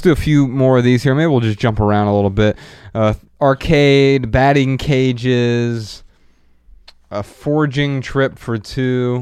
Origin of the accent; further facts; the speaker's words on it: Dayton, Ohio, United States; now in Los Angeles, United States; we're from Dayton, Ohio